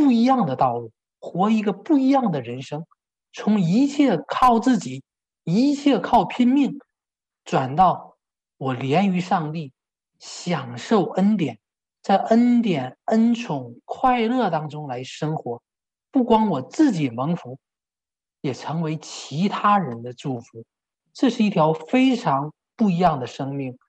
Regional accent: China; moved away as an adult; 我也是在国内出生，国内受教育，国内长大。这虽然我在我二十五岁离开中国

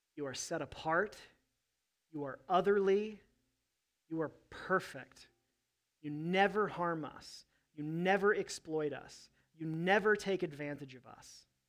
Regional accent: United States; I love being an American

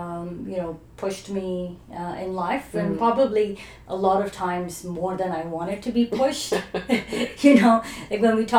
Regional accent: Dubai, United Arab Emirates; also born or lived in Iran / New Zealand / Australia; now in Canada; So I was born in Iran, and I grew up in Dubai before it was, you know, the glamorous Dubai it is today.

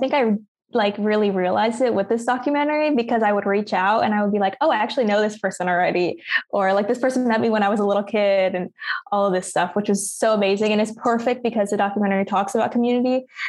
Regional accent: Lawrence, Kansas, United States; moved away; also born or lived in Wichita, Kansas; I was born in Wichita, Kansas, and I was raised for most of my life in Lawrence. And I feel very much like a townie because I went to KU.

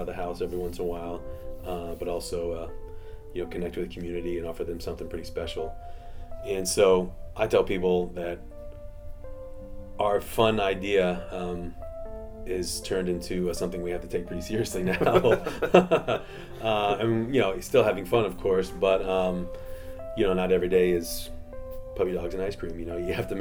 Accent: Florida, United States; I grew up in Florida, and my parents were from Texas

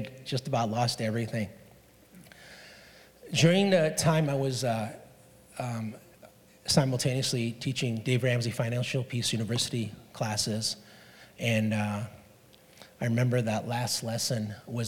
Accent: Hong Kong; moved away; I was born and raised in Hong Kong

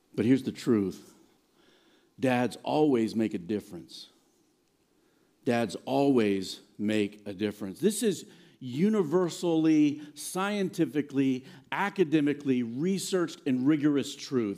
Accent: Virginia, United States; moved away; also born or lived in Blacksburg, Virginia / Nashville, Tennessee / New Jersey; I grew up in Virginia, but both my mom and dad are from here

